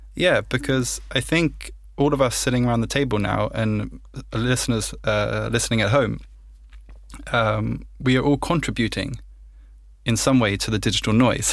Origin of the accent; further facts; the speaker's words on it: United Kingdom; I'm British